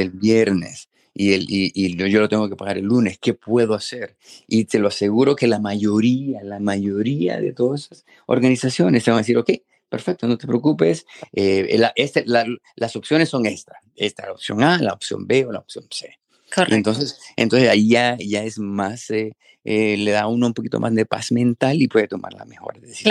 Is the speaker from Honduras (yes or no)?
yes; Honduras; moved away as an adult; now in Minnesota, United States; yo obviamente crecí en Honduras